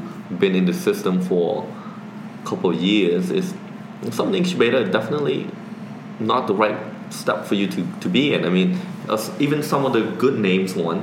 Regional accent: Cambodia; now in Canada; I was born and raised in Cambodia

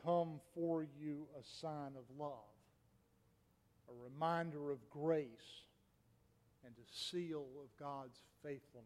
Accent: Raleigh, North Carolina, United States; my hometown, Raleigh

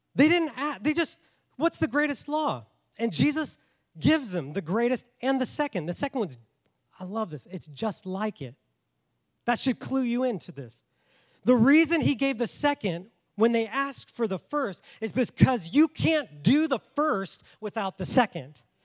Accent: Washington, United States; accent: north; moved away as an adult; also born or lived in Colorado Springs, Colorado / Tulsa, Oklahoma; now in South Carolina, United States; I was from Washington. I I sound very north

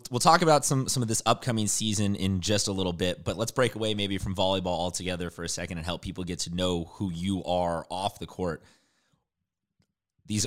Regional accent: San Diego, California, United States; I am from San Diego as well

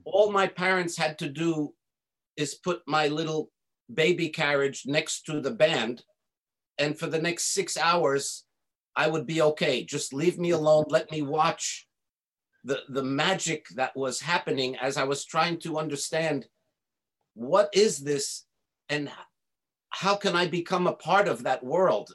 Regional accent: United States; I was born and raised in in America

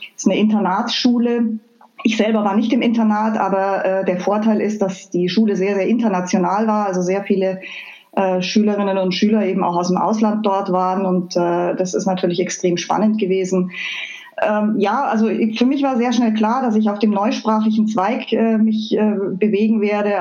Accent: Füssen, Bavaria, Germany; moved away as an adult; also born or lived in Chicago / Mainz; now in Wiesbaden, Germany; Ich bin äh, äh ganz an der Grenze zu Österreich aufgewachsen. Also ich bin in Füssen im Allgäu geboren.

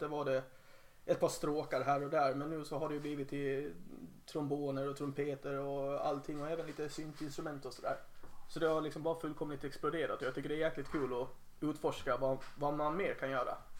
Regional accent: Helsingborg, Skåne, Sweden; moved away as an adult; now in Gotland, Sweden; jag spelade med ett par andra band i Helsingborg där jag är uppvuxen

